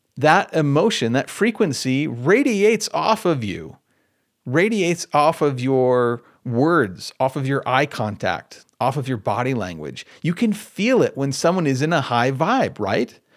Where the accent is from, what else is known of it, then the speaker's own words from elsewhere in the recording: Michigan, United States; I'm from Michigan.